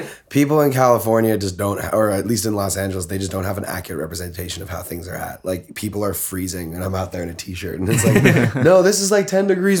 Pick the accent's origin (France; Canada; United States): Canada; Toronto, Ontario; I was born in Toronto.